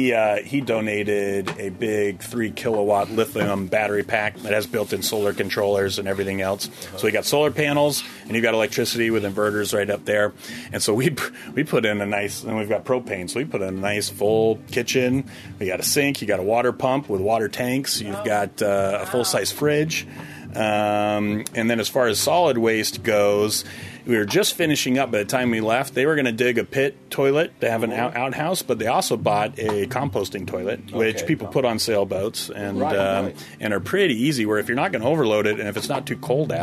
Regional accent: Vermont, United States; I'm from Vermont.

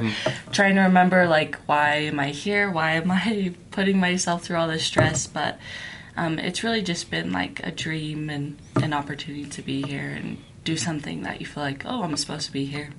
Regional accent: Utah, United States; also born or lived in New Mexico / Philippines; growing up in Utah County

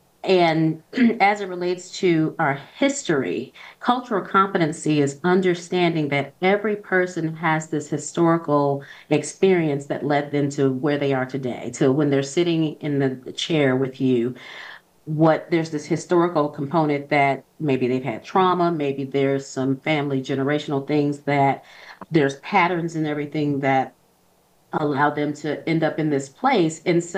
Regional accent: Toledo, Ohio, United States; I grew up poor. I grew up in Ohio, Toledo, Ohio.

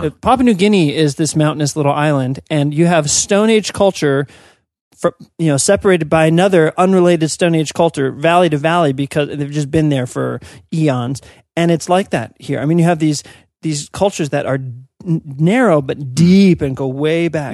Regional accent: United States; as an American

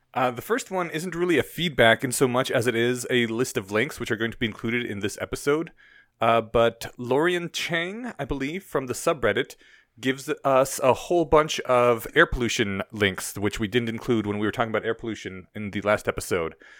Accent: Poland; now in Denver, United States; my home country is in Eastern Europe

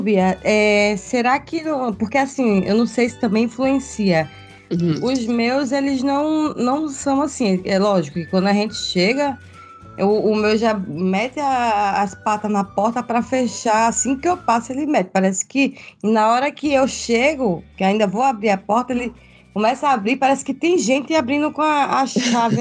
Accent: Pernambuco, Brazil; moved away as an adult; now in Santa Catarina, Brazil; eu sou de, de Pernambuco, natural de Pernambuco, mas eu moro em Santa Catarina

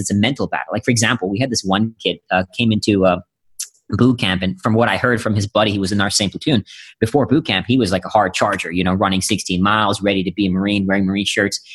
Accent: India; now in United States; I'm originally from India. Yeah, I was born in India

